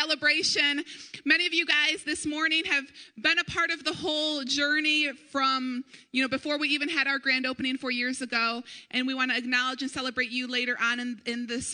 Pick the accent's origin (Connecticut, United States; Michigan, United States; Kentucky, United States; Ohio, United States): Michigan, United States; Brighton; moved away; Eric and I grew up in Livingston County. We grew up in Brighton